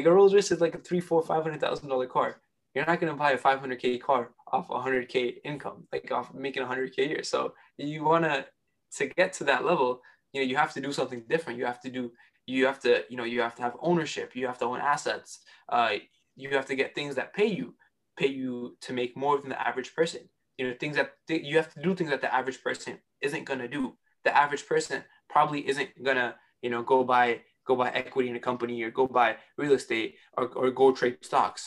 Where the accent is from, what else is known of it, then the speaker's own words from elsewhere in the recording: New York City, New York, United States; I was born and raised in Queens, New York